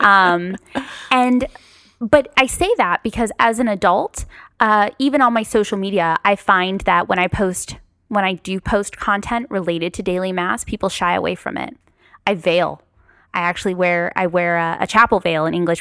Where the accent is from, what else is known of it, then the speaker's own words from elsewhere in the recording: Paramount, California, United States; also born or lived in Long Beach; I grew up in Paramount, um, close to North Long Beach